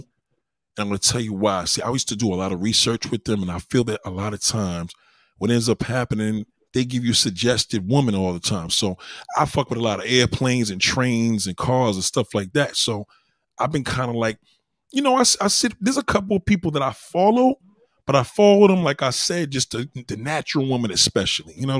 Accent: New York City, New York, United States; I'm that New Yorker

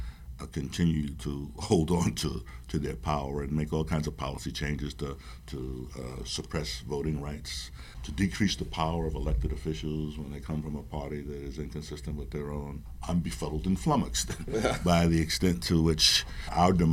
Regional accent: Providence, Rhode Island, United States; I'm from Providence

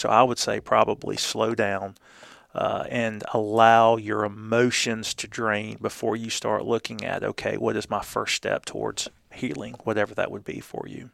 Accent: Columbus, Georgia, United States; moved away; I was born and raised in Columbus, but was gone for twenty-five years

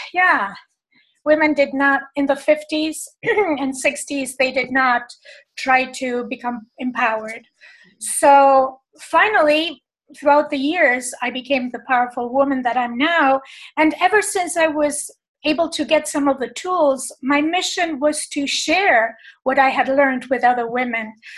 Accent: Buenos Aires, Argentina; I was born in Argentina, in Buenos Aires

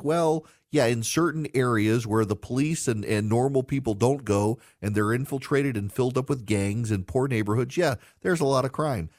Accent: Louisiana, United States; New Orleans, a city I love in my home state

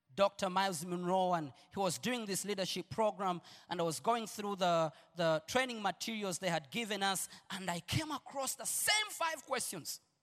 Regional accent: Uganda; I'm Ugandan

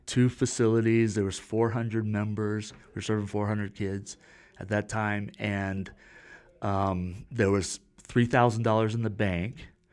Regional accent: Florida, United States; I was born in Florida

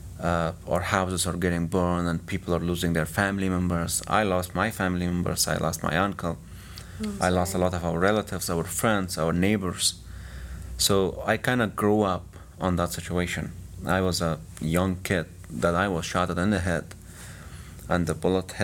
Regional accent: Kabul, Afghanistan; moved away as an adult; now in United States; I was born in Kabul, 1990

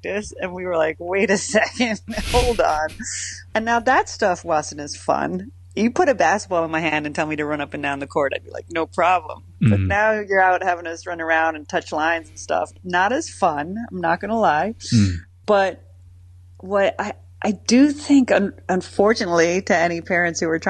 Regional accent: Ireland; moved away as an adult; now in Philadelphia, United States; as an Irish child

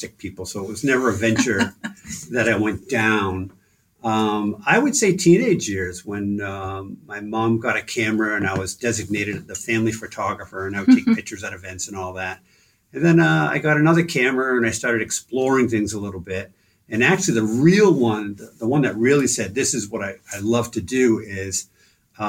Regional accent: Stoneham, Massachusetts, United States; moved away as an adult; also born or lived in Somersworth, New Hampshire / Dover, New Hampshire / Melrose, Massachusetts; I grew up in Stoneham, Mass

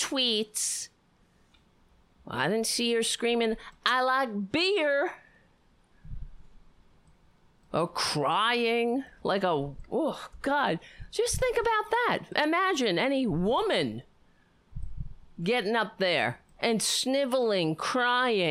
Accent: New York City, New York, United States; I grew up on Staten Island.

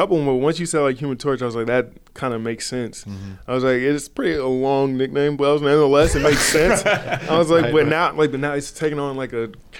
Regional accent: California, United States; growing up in Southern California, like Kobe is my Jordan.

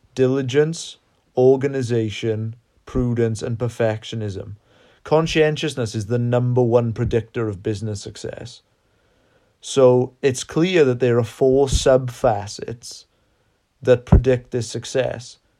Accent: South Wales, United Kingdom; We are from South Wales in the U K

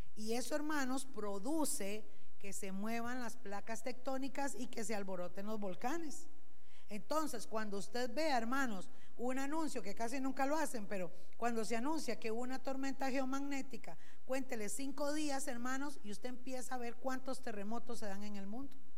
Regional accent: Costa Rica; como buenos ticos

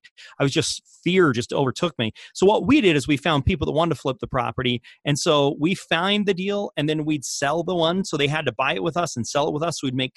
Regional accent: Australia; accent: Australian; now in Salt Lake City, United States; Aussie accent makes my bio sound even better than it is.

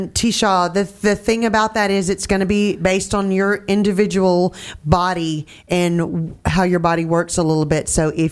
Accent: Louisiana, United States; also born or lived in Texas; I'm from Louisiana. Go Tigers!

